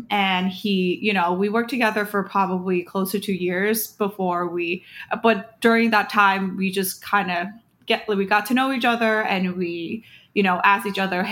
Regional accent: Thailand; also born or lived in United States; now in New York City, United States; I moved to Thailand when I was 2 years old.

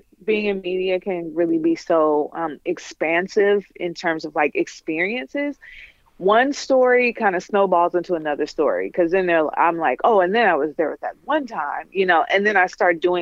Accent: Detroit, Michigan, United States; moved away; also born or lived in New York; I'm from Detroit, Michigan

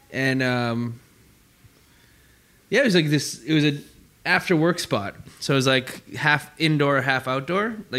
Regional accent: Calgary, Alberta, Canada; moved away as an adult; now in Hong Kong; growing up in Calgary

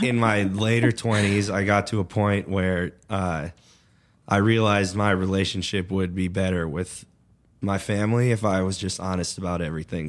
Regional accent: Chicago suburbs, Illinois, United States; also born or lived in Colorado; now in Oklahoma, United States; I'm from the Chicago suburbs.

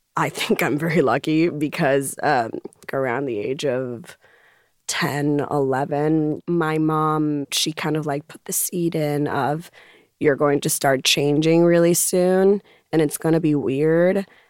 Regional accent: Puerto Rico; growing up in Puerto Rico were Sundays in which my mom would have us go to the beach

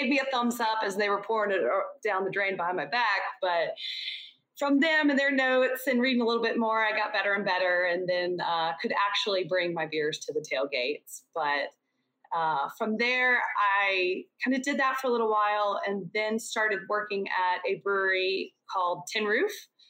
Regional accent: Baton Rouge, Louisiana, United States; now in Austin, United States; And then I came from Baton Rouge, Louisiana, and moved here for this opportunity.

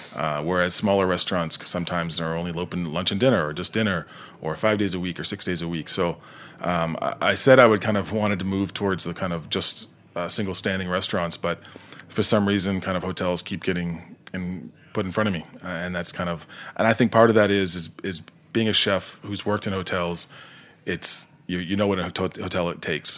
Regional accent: rural Nova Scotia, Canada; moved away; also born or lived in New Jersey; I'm not from Halifax, the, the, the, the capital, but I'm from, uh, just south

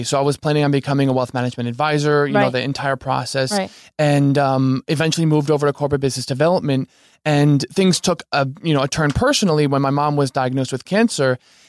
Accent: New Jersey, United States; also born or lived in Manhattan; New Jersey.

